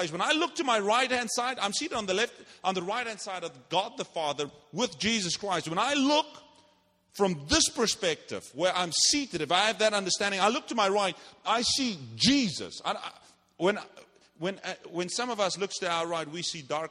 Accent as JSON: {"language": "English", "country": "South Africa", "moved": "yes", "said": "I'm from South Africa. We don't play games there."}